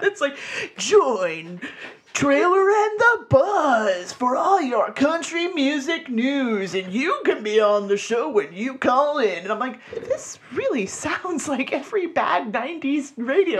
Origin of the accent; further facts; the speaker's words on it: Florida, United States; I'm from Florida